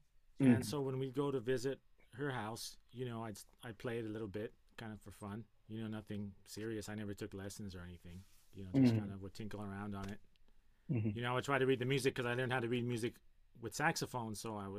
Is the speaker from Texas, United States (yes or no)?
no; Gardena, California, United States; I'm from Gardena, California. My parents bought this house that I'm in, this garage, in 1973